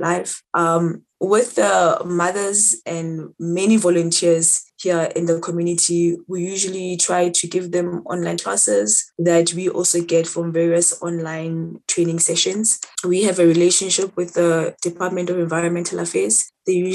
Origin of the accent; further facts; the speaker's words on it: Soweto, Gauteng, South Africa; I'm from Soweto. I currently live in Soweto